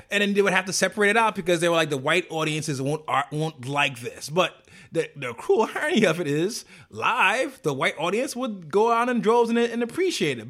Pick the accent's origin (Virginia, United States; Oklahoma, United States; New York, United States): New York, United States; New York City; I'm a New Yorker